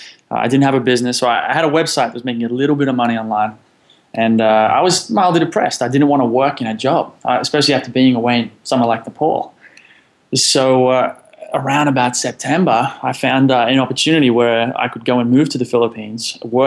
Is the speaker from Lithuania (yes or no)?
no; Sydney, New South Wales, Australia; Well, so I'm from Sydney, Australia.